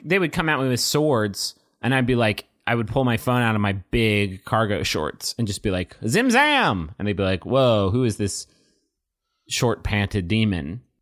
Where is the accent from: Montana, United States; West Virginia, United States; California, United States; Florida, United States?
West Virginia, United States; Huntington; 'cause this happened in my hometown. This was my turf